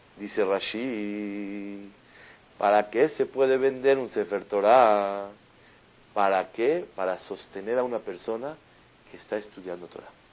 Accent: Mexico; also born or lived in Israel; estamos ahí los mexicanos

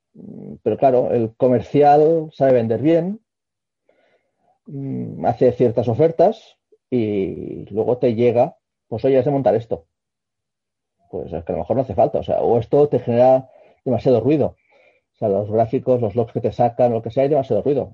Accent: Barcelona, Catalonia, Spain; soy un barcelonés que estudió telecos

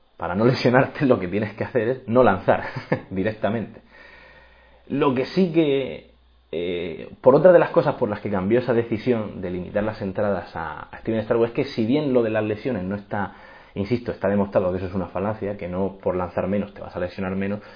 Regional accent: Murcia, Region of Murcia, Spain; moved away as an adult; also born or lived in Los Angeles, United States / Texas, United States; soy de Murcia, actualmente estoy en España

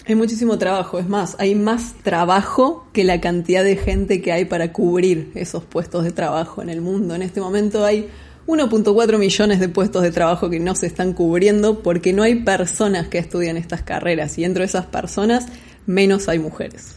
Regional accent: Córdoba, Argentina; moved away as an adult; now in Buenos Aires, Argentina; argentina cordobesa, viviendo en Buenos Aires hace seis años aproximadamente

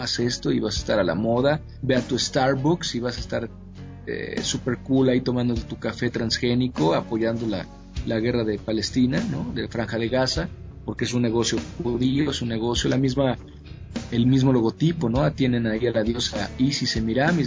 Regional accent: Mexico; Con México, bueno, tengo todo que ver, nací aquí, mi madre es de aquí, mis costumbres, mi infancia, mi crecimiento, todo está aquí

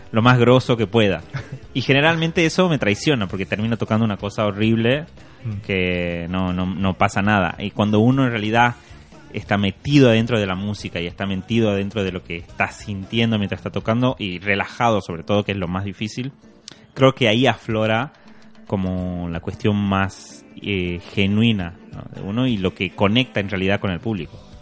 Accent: Tucumán, Argentina; un guitarrista argentino tucumano de donde soy yo

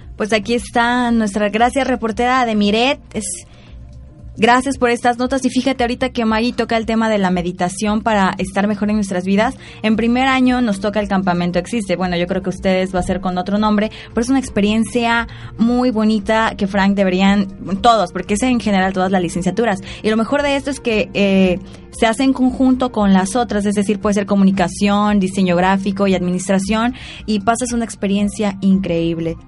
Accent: Mexico; las raíces de nuestro México

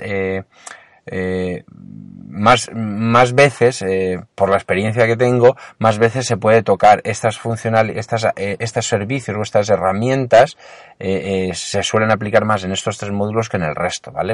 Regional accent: Alicante, Valencian Community, Spain; yo soy de Alicante

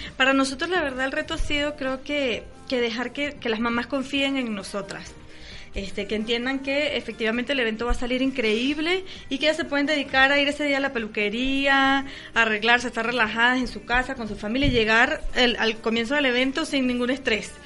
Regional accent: Venezuela; now in Mexico; somos venezolanos

